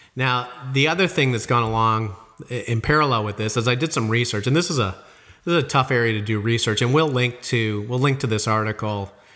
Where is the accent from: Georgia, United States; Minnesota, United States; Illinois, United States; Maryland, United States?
Illinois, United States; moved away; I came from Illinois